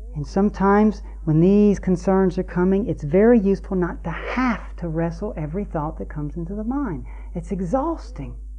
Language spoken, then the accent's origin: English; Lake Chickamauga, Tennessee, United States; I grew up on Lake Chickamauga